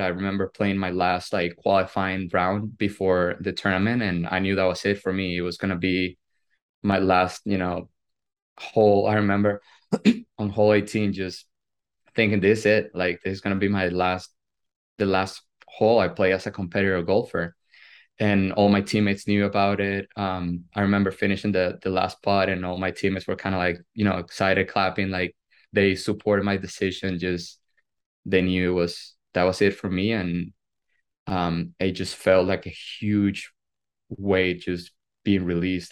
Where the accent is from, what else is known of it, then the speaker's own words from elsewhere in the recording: Venezuela; moved away as an adult; now in United States; today marks 11 years uh, since the day I moved from Venezuela to the United States